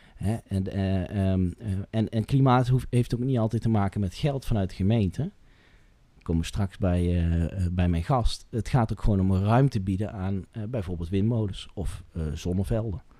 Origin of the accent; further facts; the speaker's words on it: Asten, North Brabant, Netherlands; moved away as an adult; now in 's-Hertogenbosch, Netherlands; mijn geboortedorp en, en waar ik getogen ben, Asten meer Zuidoost-Brabant, die hoek.